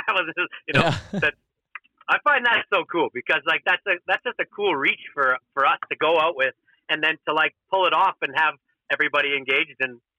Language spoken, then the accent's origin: English; Edmonton, Alberta, Canada; And a lot of them probably think because I'm from Edmonton, I have no shot.